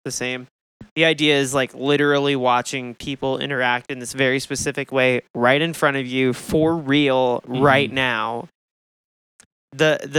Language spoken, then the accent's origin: English; Texas, United States; I grew up around fracking in Texas